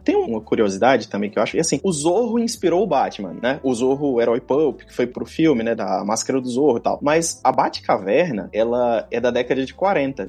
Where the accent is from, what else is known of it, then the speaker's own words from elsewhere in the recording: João Pessoa, Paraíba, Brazil; moved away as an adult; now in Brasília, Brazil; sou natural de João Pessoa